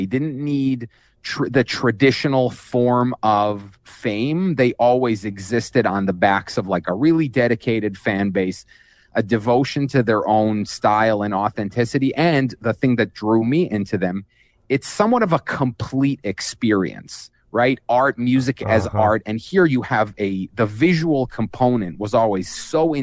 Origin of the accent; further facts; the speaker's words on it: Jerusalem, Jerusalem District, Israel; I grew up in Israel, and not just in Israel, specifically in Jerusalem